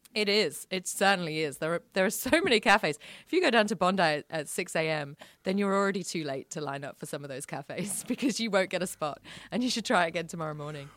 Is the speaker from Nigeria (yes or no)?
no; around London, United Kingdom; now in Sydney, Australia; I grew up around London